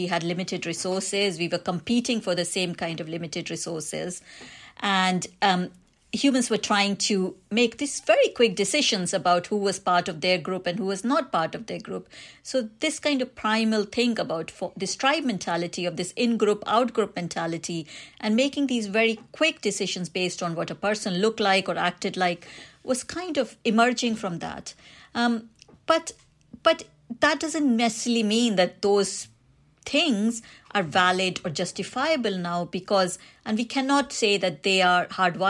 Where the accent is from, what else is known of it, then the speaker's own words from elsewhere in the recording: India; accent: Indian; When I tell people I'm Indian, or if they hear me on the phone, I've got an Indian accent, they might be making certain judgments about me